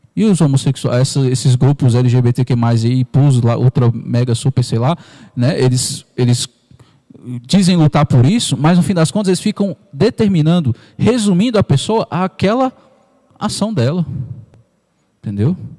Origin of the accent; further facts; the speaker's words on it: Parnaíba, Piauí, Brazil; now in Ceilândia, Brazil; da minha cidade natal, Parnaíba